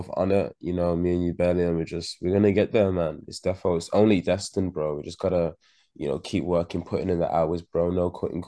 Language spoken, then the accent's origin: English; Birmingham, West Midlands, United Kingdom; I'm from Handsworth.